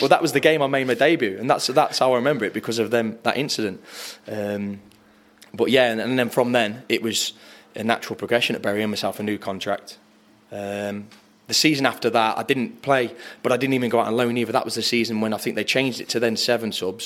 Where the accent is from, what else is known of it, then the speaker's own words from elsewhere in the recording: Arley, West Midlands, United Kingdom; growing up in Arley